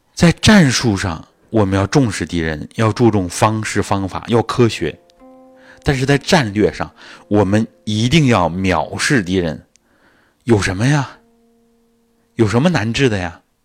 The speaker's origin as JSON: {"language": "Chinese", "country": "China", "said": "我们中国人"}